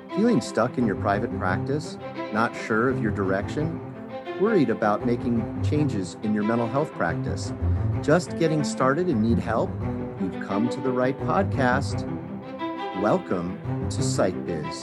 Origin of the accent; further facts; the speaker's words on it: Colorado, United States; three major ones in Colorado, and I think it has a lot to do in my home state